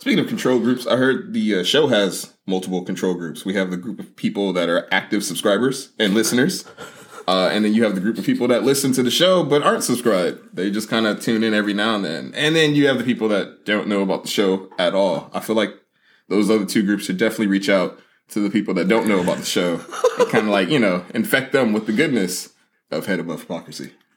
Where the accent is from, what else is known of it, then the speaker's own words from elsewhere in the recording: United States; as an American